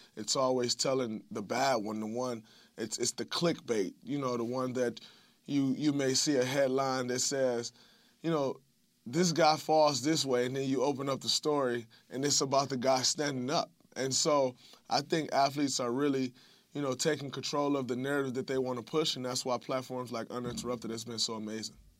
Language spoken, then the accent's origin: English; Saginaw, Michigan, United States; moved away; going back to my hometown of Saginaw